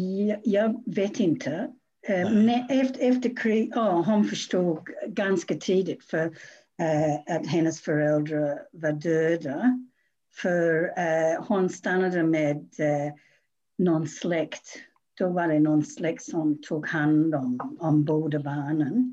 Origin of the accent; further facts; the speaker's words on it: Australia; Swedish is a second language; now in Sweden; jag har bott i Sverige väldigt länge men jag kommer ursprungligen från Australien